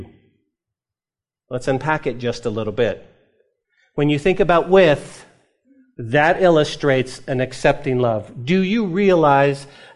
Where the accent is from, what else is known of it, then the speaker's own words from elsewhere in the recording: New Mexico, United States; Growing up in New Mexico, when I was a kid, we weren't given allowance